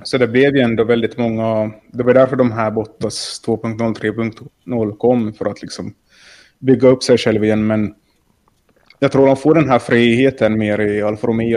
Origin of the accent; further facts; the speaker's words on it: Finland; jag är från Finland